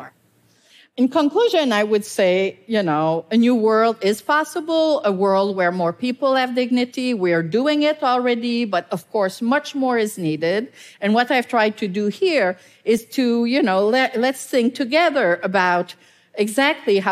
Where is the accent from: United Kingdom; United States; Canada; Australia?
Canada; I'm Canadian